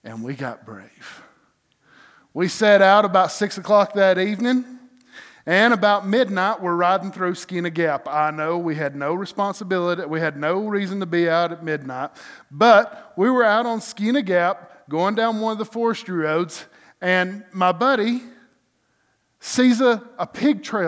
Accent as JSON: {"language": "English", "region": "North Georgia", "country": "United States", "tie": "born or raised there", "said": "Growing up in North Georgia"}